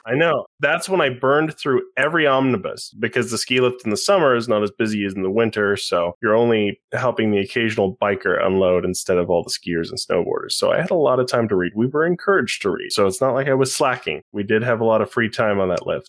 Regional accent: Utah, United States; I grew up in Utah County, Mormon

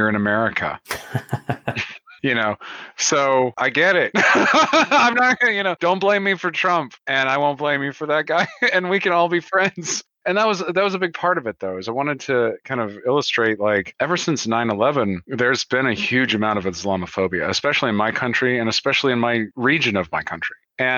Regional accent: the American South, United States; I grew up in the South and I'm from here and I live here in the American South.

